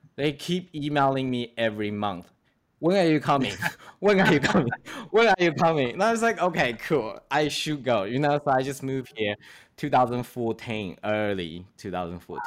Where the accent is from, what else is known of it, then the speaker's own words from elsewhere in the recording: Shanghai, China; moved away; also born or lived in Australia; I'm from Shanghai